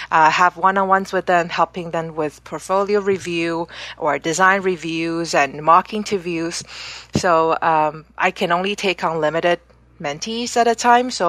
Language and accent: English; Canada; also born or lived in Amsterdam, Netherlands / Singapore; I grew up in Canada where I lived for 13 years.